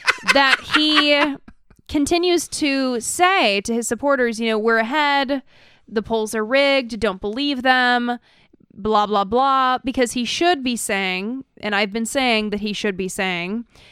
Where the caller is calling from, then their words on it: Kentucky, United States; from Kentucky.